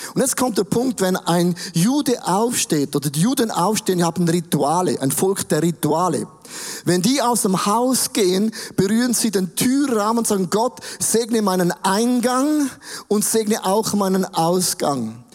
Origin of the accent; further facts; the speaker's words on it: Switzerland; Wir sind auch Schweizer